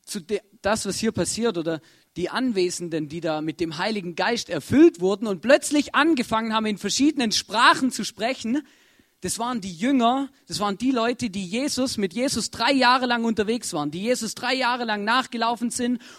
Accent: Germany; moved away; ich komme ja ursprünglich aus Deutschland, da gibt es auch ein Erntedankfest, aber das ist im Herbst.

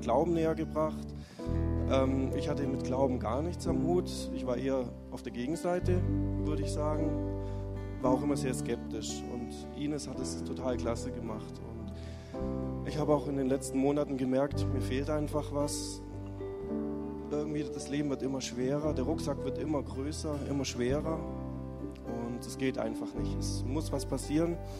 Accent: Lindau, Bavaria, Germany; moved away; ich komme aus Deutschland, Lindauer Raum

